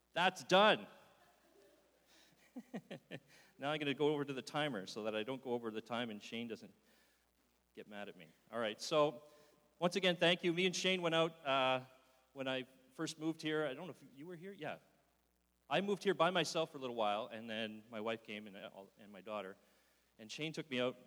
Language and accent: English; Wallaceburg, Ontario, Canada; also born or lived in North Bay, Ontario / Sudbury, Ontario; now in Barrie, Canada; I was originally born and raised in Wallaceburg, Ontario